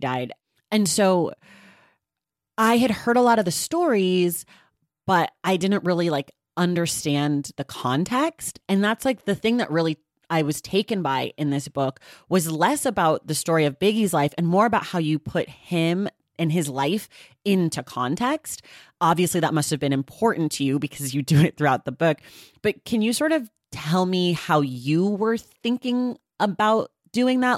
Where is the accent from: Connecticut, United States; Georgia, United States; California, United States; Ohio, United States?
California, United States; I'm from California